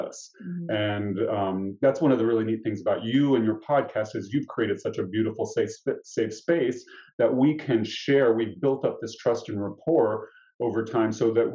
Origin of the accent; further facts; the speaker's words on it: Nashville, Tennessee, United States; I grew up in Nashville, Tennessee